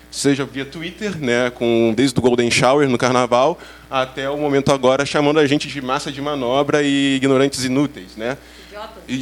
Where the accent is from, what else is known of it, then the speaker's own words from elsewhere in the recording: Niterói, Rio de Janeiro, Brazil; Sou de Niterói, Rio de Janeiro.